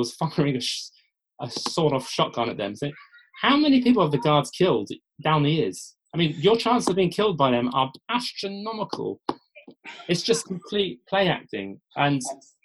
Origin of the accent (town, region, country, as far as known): United Kingdom